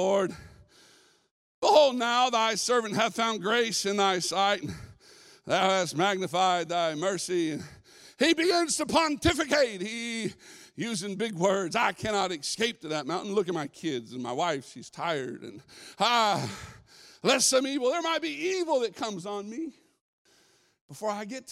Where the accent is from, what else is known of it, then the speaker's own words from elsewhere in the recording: California, United States; I'm a weirdo from California